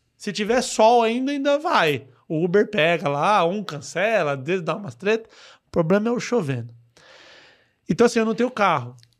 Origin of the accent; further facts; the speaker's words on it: Mauá, São Paulo, Brazil; accent: caipira; E eu sou de lá. Eu moro, desde o meu primeiro dia de vida, eu moro naquela cidade